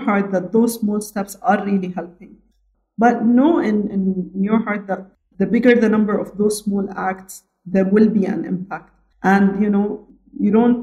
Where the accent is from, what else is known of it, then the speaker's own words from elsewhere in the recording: Abu Dhabi, United Arab Emirates; I am born, raised, educated fully in Abu Dhabi, the UAE